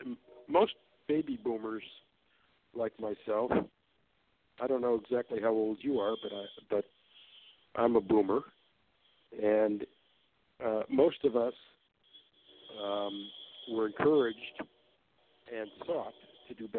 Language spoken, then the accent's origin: English; Detroit, Michigan, United States; I was born and raised in the Detroit, Michigan area, where I still live